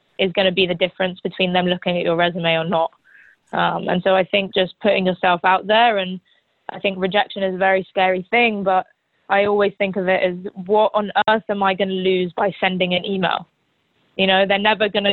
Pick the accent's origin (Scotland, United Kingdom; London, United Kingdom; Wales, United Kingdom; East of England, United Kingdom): London, United Kingdom; also born or lived in New Orleans / Chapel Hill; now in New York, United States; I'm a big city girl. I grew up in London